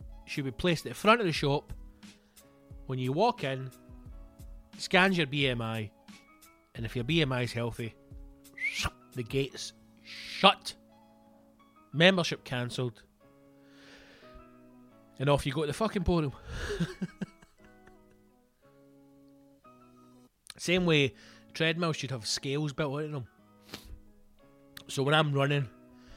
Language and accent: English; Scotland, United Kingdom; Being a Scotsman